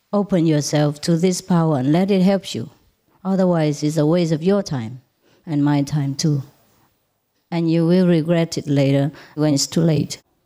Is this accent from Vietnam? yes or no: yes; Vietnam; moved away; I was born in Vietnam